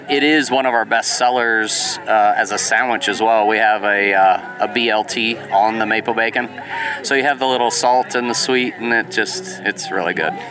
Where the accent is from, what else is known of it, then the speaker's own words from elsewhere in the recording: San Diego, California, United States; now in Cartersville, United States; I am a transplant from San Diego, California